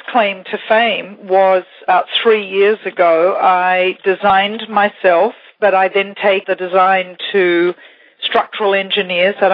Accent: Singapore; also born or lived in Taiwan; And then I lived two years in Taiwan and growing up in Asia, everybody there, particularly Singapore, believe it or not, I, I remember the island when the tallest building was about four stories high

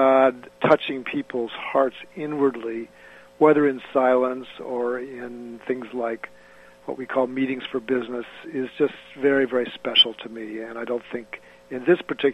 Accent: Ann Arbor, Michigan, United States; moved away; also born or lived in Oskaloosa, Iowa / Philadelphia, Pennsylvania; I spent most of my childhood growing up in Ann Arbor, Michigan, the college town.

